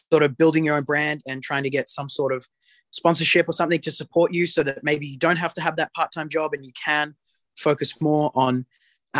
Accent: New South Wales, Australia; moved away as an adult; also born or lived in Sydney, Australia; now in College Station, United States; I come from New South Wales. I train in Sydney

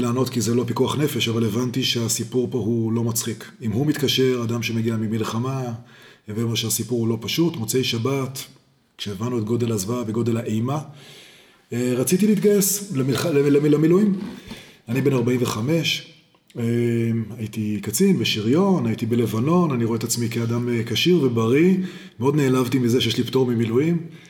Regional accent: Jerusalem, Jerusalem District, Israel; also born or lived in Boston; אני ירושלמי מלידה

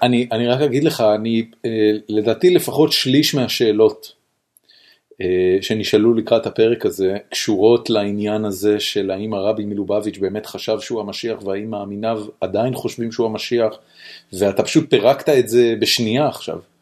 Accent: Israel; אני בתור חילוני ישראלי

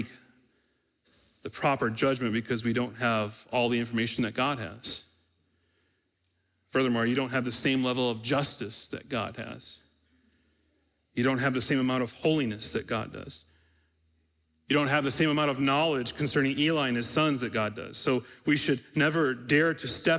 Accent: Michigan, United States; We grew up in Michigan

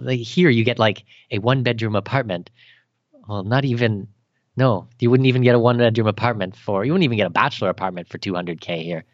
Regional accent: Canada; moved away as an adult; now in Abu Dhabi, United Arab Emirates; I'm Canadian

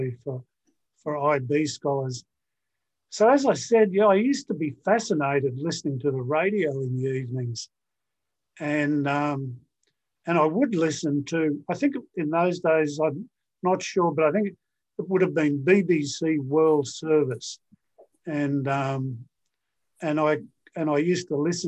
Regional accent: Darling Downs, Queensland, Australia; I grew up on what's called the Darling Downs in Australia.

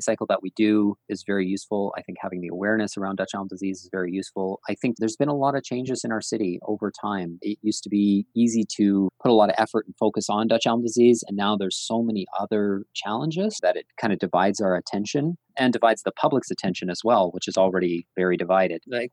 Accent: Ontario, Canada; now in Saskatoon, Canada; I'm from Ontario

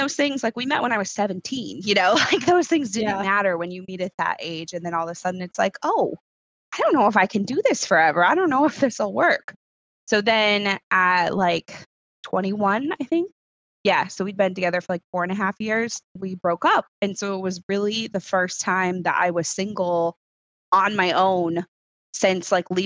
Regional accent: Connecticut shoreline, United States; moved away; also born or lived in Rochester, New York; I grew up on the Connecticut shoreline.

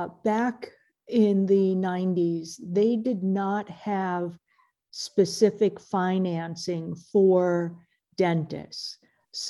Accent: New York, United States; moved away as an adult; No, I did not. I grew up in New York, but had a really lovely time after I went to Boston University Dental School.

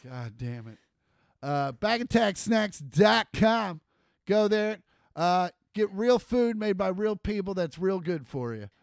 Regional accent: Kansas, United States; we're from Kansas

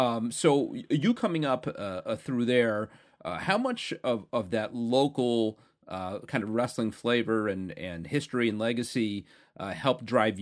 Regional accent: New York City, New York, United States; I grew up in the Bronx, a family of Yankee fans

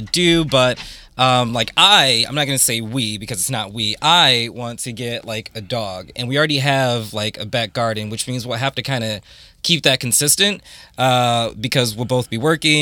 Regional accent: Toledo, Ohio, United States; moved away as an adult; now in London, United Kingdom; I'm like, Toledo

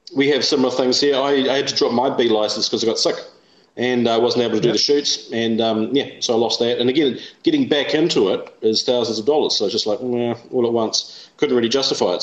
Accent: England, United Kingdom; now in New Zealand; I'm English myself

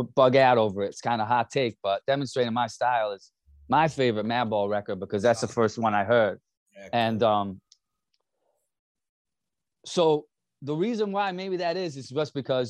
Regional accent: Hudson Valley, upstate New York, United States; growing up in the Hudson Valley

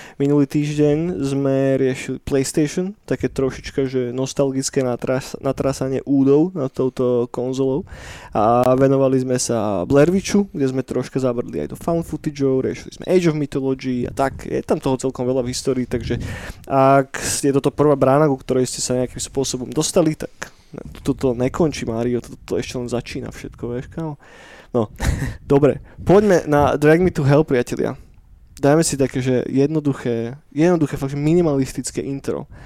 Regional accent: Trnava, Trnava Region, Slovakia; u nás v Trnave

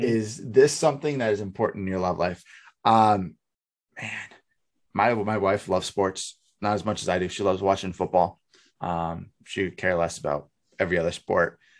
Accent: New Hampshire, United States; moved away; growing up in Bu, the New Hampshire area

